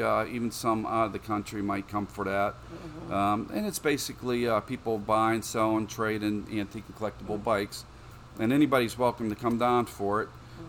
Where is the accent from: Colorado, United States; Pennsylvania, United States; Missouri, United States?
Pennsylvania, United States; Ben Avon; also born or lived in Bellevue, Pennsylvania; I grew up in Ben Avon and moved from Bellevue when I was in kindergarten. And lived in Ben Avon all my life, and actually I live up in Ben Avon Heights today. So, the North Burrows is a big part of my history.